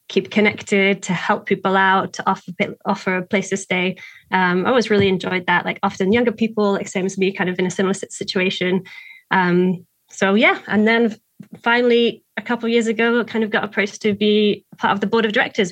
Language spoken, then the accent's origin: English; Lake District, North West England, United Kingdom; moved away as an adult; also born or lived in China; now in Vancouver, Canada; I grew up in the Lake District in England, which is a very hilly